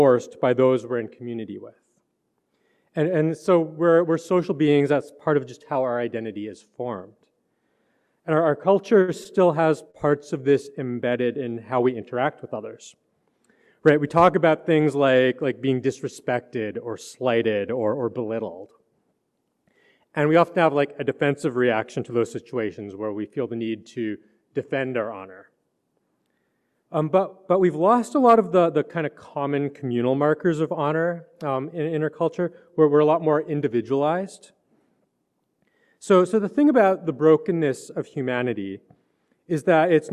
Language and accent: English; Canada; I grew up in Canada, and so even though like I'm a city boy, I grew up in a city